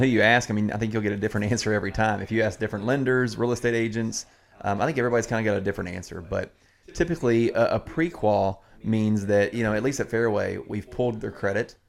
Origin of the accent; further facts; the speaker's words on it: Southern Indiana, United States; now in Crestwood, United States; I grew up in Southern Indiana.